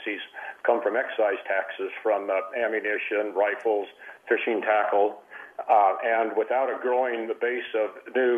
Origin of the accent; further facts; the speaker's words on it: Evanston, Wyoming, United States; I grew up in Evanston, Wyoming